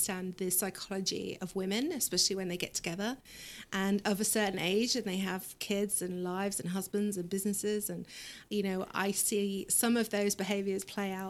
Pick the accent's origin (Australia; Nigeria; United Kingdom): United Kingdom; England; now in Plano, United States; I am not. I'm from England